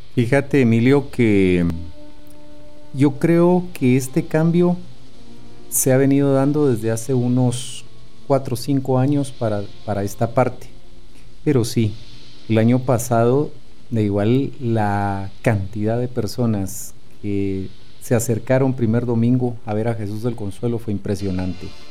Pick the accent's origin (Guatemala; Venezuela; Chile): Guatemala; como buenos guatemaltecos